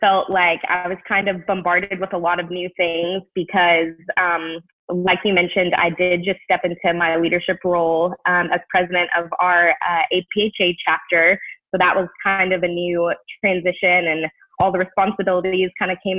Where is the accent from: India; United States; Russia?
United States; Knoxville, Tennessee; my hometown of Knoxville